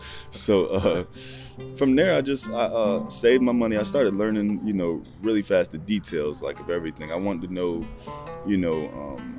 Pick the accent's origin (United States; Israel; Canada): United States; Rochester, New York; also born or lived in Dallas, Texas; now in Charlotte, United States; I'm actually originally from Rochester, New York. Currently reside in Charlotte